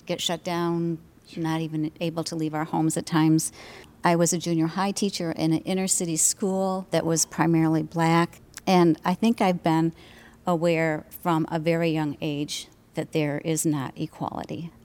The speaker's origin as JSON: {"language": "English", "town": "Detroit", "region": "Michigan", "country": "United States", "tie": "born or raised there", "said": "I grew up in Detroit and lived through the riots mm. in the '60s."}